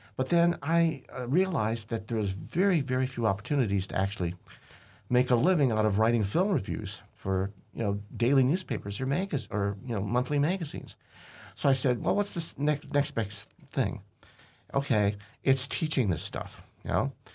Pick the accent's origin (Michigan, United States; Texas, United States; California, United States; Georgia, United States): Michigan, United States; Hamtramck; I grew up in Hamtramck, Michigan, and the neighborhood movie theater was literally two blocks from where I lived